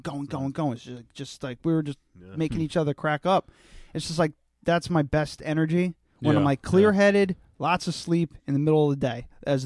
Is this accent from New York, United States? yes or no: yes; New York, United States; I'm from New York.